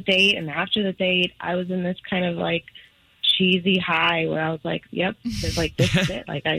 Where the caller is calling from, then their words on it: Avalon, United States; I'm calling from Avalon.